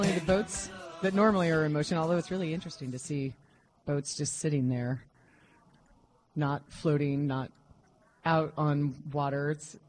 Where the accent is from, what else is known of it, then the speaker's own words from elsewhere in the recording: Kansas, United States; now in Washington, United States; I grew up in Kansas